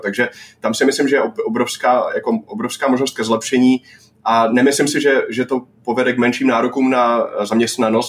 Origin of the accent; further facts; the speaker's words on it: Northern Moravia, Czechia; já jsem ze Severní Moravy